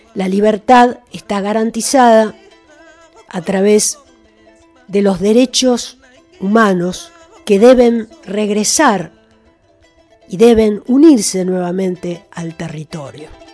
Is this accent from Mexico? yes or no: no; Argentina; que somos nosotros, los argentinos, los nacidos en esta tierra